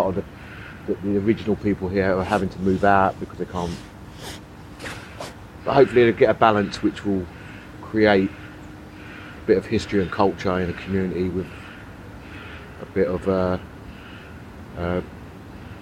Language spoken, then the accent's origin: English; London, United Kingdom; also born or lived in Woodbridge, Suffolk / Deptford, London; I grew up in the East End. I grew up in Poplar, between Limehouse and Poplar. They were my formative years, from 2 all the way up to 20.